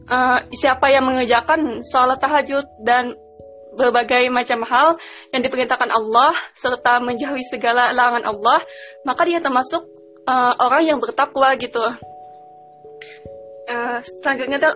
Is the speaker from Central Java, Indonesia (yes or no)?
no; South Kalimantan, Indonesia; aku dari Kalimantan Selatan ya masuk iya. pendalaman lah gitu.